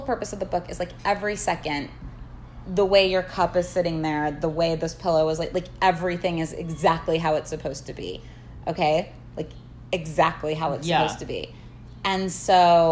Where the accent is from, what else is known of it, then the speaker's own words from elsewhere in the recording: Kansas, United States; now in Los Angeles, United States; I am from Kansas